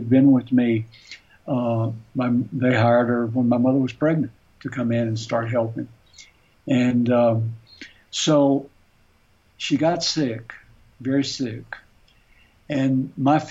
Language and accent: English; the South, United States; moved away; I grew up on the Tennessee River